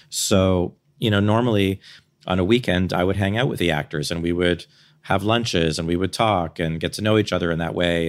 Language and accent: English; Canada; I'm Canadian.